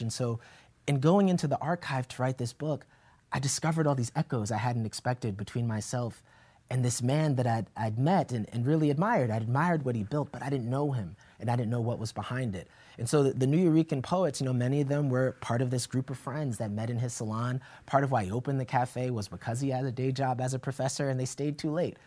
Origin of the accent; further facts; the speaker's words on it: Yonkers, New York, United States; our house in Yonkers, New York